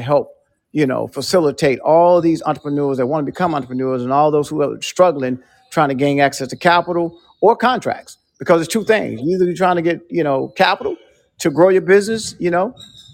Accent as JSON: {"language": "English", "town": "Nashville", "region": "Tennessee", "country": "United States", "tie": "born or raised there", "said": "a black kid growing up in Nashville"}